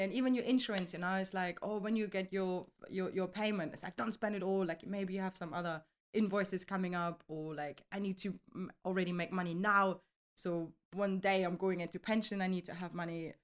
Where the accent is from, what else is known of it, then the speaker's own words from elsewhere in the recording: Germany; now in London, United Kingdom; originally I'm coming from Germany. I'm thirty-five years now. I'm living in London